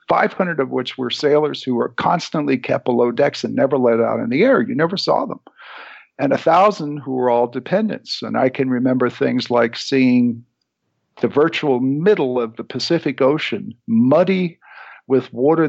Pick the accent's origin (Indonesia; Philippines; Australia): Philippines; because I went, I was raised in the Philippines. And my dad was in a form of law enforcement that was very violent and very rough.